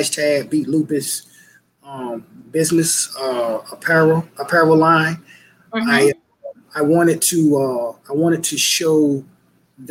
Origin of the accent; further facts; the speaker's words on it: Portsmouth, Virginia, United States; I was born and raised in Portsmouth, Virginia.